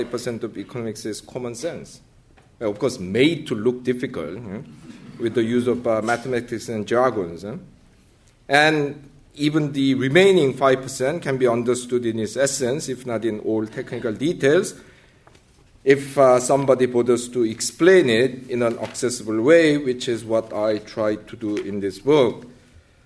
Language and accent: English; South Korea; moved away as an adult; I grew up in South Korea in the early went to university in South Korea in the early 1980s